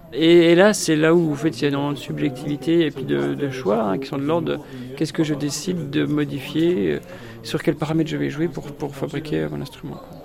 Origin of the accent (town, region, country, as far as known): Montbéliard area, Bourgogne-Franche-Comté, France; born or raised there; moved away